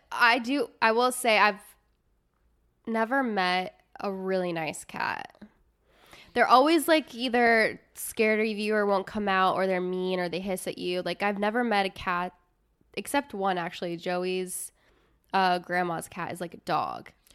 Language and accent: English; Midwest, United States; I grew up in the Midwest